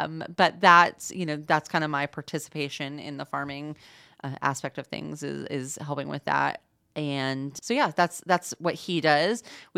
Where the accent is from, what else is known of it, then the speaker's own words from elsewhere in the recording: Indianapolis, Indiana, United States; also born or lived in Illinois / Atlanta / Boston; But I'm originally born and raised in Indianapolis. Went to college in Illinois, spent some time in Atlanta, Georgia, working for a think tank after college, and then spent about 10 years in Boston, Massachusetts, working there.